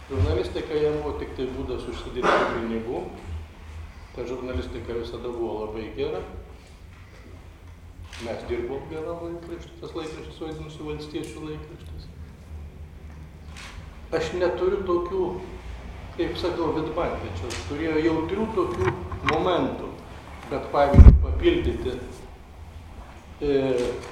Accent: Klaipėda, Klaipėda County, Lithuania; nes aš esu klaipėdiškis.

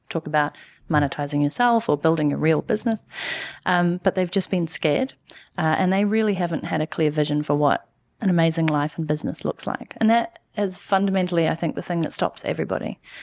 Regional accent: New Zealand; moved away as an adult; also born or lived in London / Canada; I'm from New Zealand

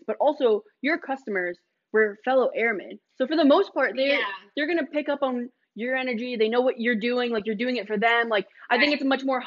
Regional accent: Newburgh, United States; We're also from the Berg

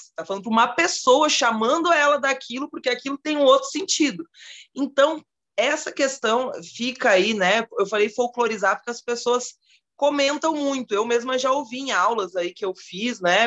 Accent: South Region, Brazil; aqui no sul, onde eu moro, onde eu nasci, né, no sul

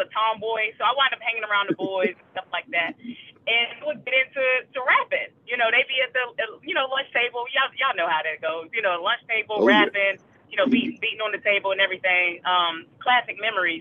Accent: Raleigh, North Carolina, United States; I'm originally from North Carolina, Raleigh, North Carolina

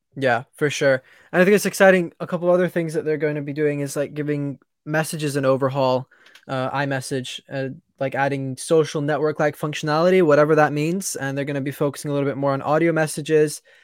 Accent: England, United Kingdom; I'm English.

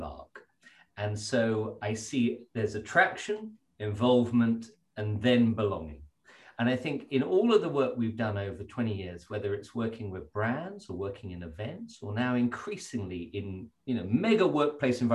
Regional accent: Stowe, South East England, United Kingdom; I grew up at Stowe in Buckinghamshire

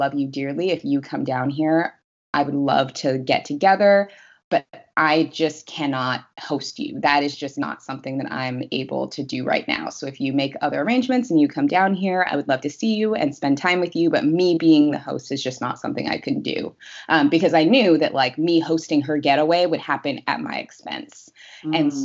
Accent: Seattle, Washington, United States; moved away as an adult; now in Los Angeles, United States; I am originally from Seattle. I moved from Seattle to Los Angeles last year

